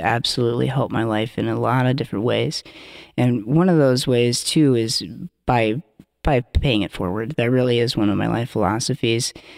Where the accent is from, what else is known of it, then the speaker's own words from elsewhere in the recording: Iowa, United States; also born or lived in Twin Cities, Minnesota; now in Minneapolis, United States; I'm originally from Iowa, but have been living here in the Twin Cities since two thousand one